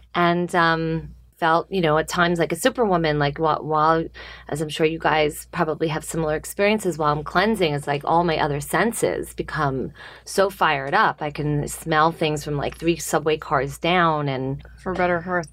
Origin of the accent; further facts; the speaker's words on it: Hewlett, New York, United States; I grew up in Long Island